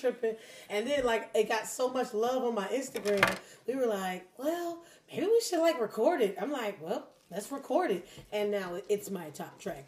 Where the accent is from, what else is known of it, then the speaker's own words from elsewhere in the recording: Philadelphia, Pennsylvania, United States; now in Detroit, United States; I'm from Philly